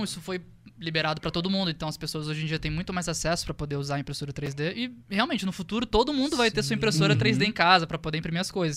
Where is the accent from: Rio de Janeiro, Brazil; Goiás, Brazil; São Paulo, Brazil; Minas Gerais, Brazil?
Rio de Janeiro, Brazil; interior of; moved away as an adult; eu sou do interior do Rio de Janeiro